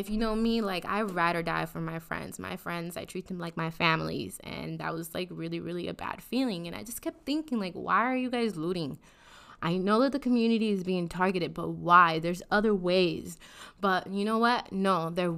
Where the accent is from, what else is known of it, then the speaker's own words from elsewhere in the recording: Minnesota, United States; as a Minnesotan